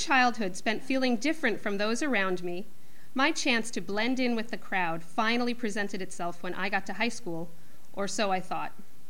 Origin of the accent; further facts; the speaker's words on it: New York City, New York, United States; Being born and raised there means always being a bit of an outsider.